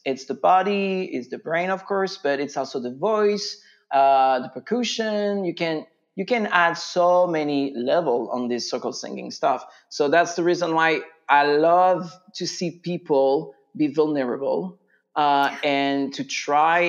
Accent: France; English is a second language; moved away as an adult; also born or lived in Virginia, United States; now in Winchester, Virginia, United States; stay in the US for a while just to improve my English uh, mm. because I'm from France.

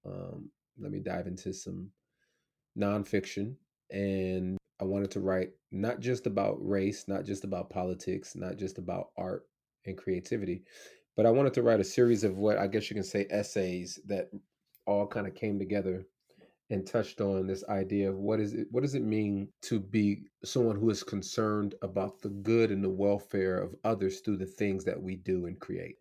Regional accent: United States

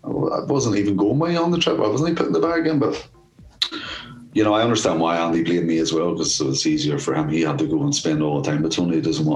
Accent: Ireland; And then I'm Irish as well. And there wasn't a great feeling for a lot of Irish people in Birmingham at the time with all the IRA bonds and all this fucking shit.

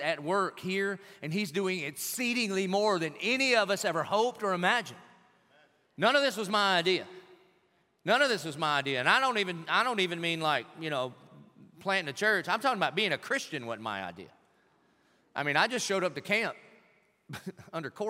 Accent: Dillon, South Carolina, United States; now in Jacksonville, United States; I was from Dillon

